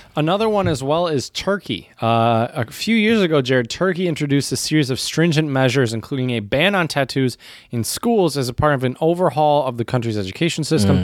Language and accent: English; United States; as an American